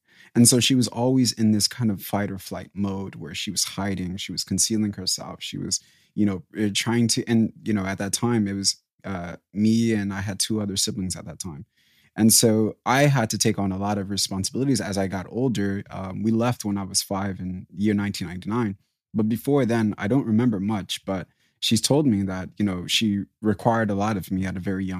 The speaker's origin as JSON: {"language": "English", "country": "DR Congo", "tie": "born there", "said": "So I was born in 94 and I was born in Africa, in Congo."}